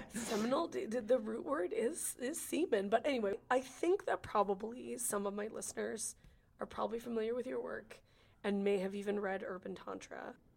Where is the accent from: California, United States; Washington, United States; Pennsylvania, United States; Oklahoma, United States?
California, United States; I'm from California